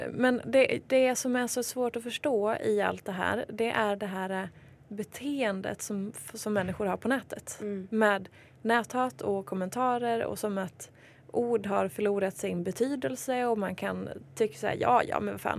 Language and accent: Swedish; Hedemora, Dalarna County, Sweden; jag är från Hedemora